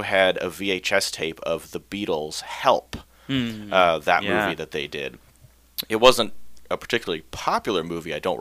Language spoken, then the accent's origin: English; Ketchikan, Alaska, United States; I grew up here in Ketchikan